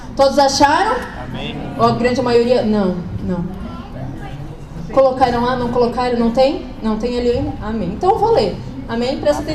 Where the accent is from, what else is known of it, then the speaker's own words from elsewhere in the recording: Blumenau, Santa Catarina, Brazil; sou de Blumenau, sou casada com o Diego